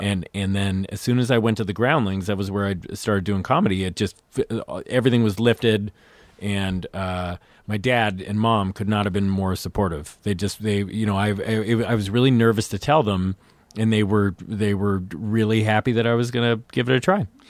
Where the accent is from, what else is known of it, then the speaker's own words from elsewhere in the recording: Lafayette, California, United States; I was, uh, outside San Francisco